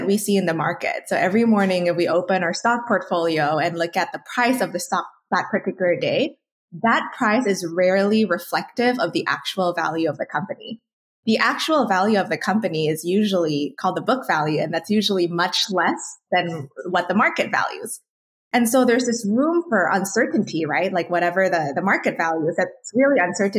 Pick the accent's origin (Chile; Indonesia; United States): Indonesia; when I was growing up in Indonesia